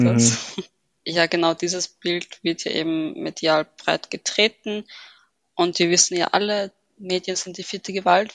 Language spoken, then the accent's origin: German; Vienna, Austria; ich bin gebürtige Wienerin, habe Wurzeln in Ägypten